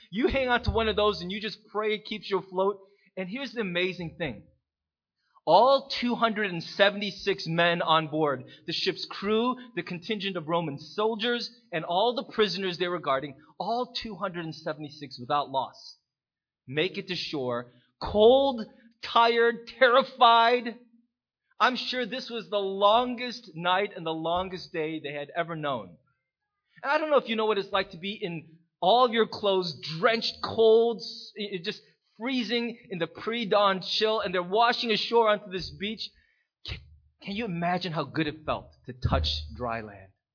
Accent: United States; as an American

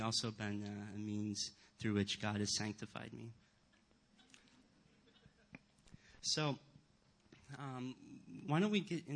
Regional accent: Rochester, New York, United States; moved away; I grew up not in the Chicago area, but in Rochester, New York.

